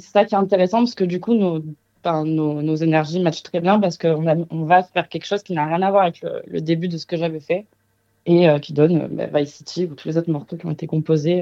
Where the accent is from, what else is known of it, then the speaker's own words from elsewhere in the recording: Marseille, Provence-Alpes-Côte d'Azur, France; also born or lived in Kingston, Jamaica; je suis très vite rentrée à Marseille, qui est la terre d'accueil de toute ma famille, donc je suis marseillaise avant d'être euh, née à Kingston, je suis surtout marseillaise